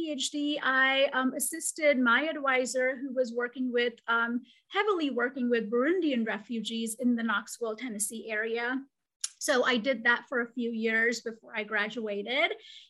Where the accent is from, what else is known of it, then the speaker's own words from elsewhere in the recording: Mumbai, Maharashtra, India; moved away as an adult; now in United States; I came to the United States in 2007. I am originally from Mumbai, India. I did my bachelor's and my master's in child development from India and came to the United States on a student visa to do my PhD.